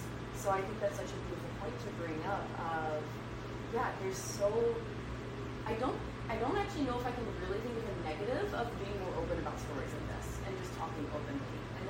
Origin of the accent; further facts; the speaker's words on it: Deep South, United States; I grew up not understanding emotions at all because I grew up in the Deep South.